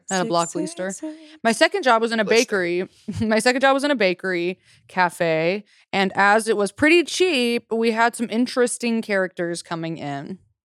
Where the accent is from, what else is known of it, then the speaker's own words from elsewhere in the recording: Australia; I'm Australian. We have pies with meat in them.